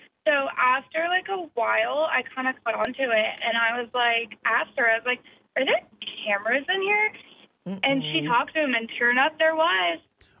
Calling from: Somerville, Massachusetts, United States; I'm from Somerville.

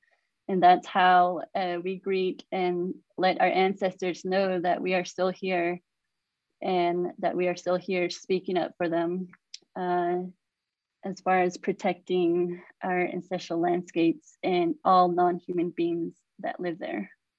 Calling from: Monument Valley, Utah, United States; I'm calling in from Monument Valley, Utah, Arizona, and Bears Ears is just north of me where the Buttes, the two Buttes sit.

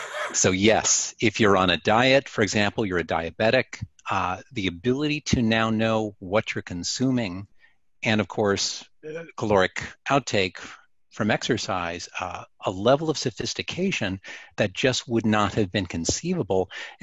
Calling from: Orlando, Florida, United States; I'm in Orlando, Florida. So I'm about 30 minutes from the theme parks.

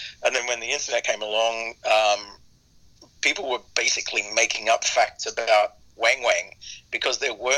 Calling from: Australia; Right now, I've just got back to Australia after running around, God, I think about four continents in the last 5 months.

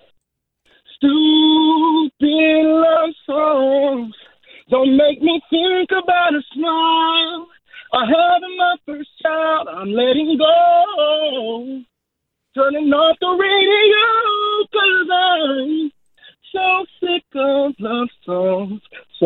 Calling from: Orlando, Florida, United States; I'm calling from Walmart 5871.

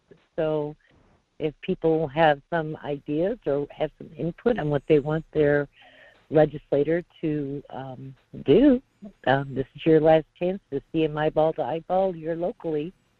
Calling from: North Pole, Alaska, United States; in North Pole.

